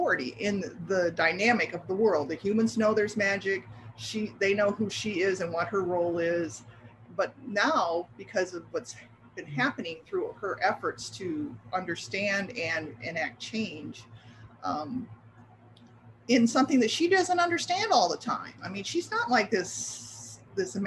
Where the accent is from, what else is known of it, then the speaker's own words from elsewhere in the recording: Midwest, United States; moved away as an adult; now in Florida, United States; I grew up in the Midwest, but I moved to Florida 32 years ago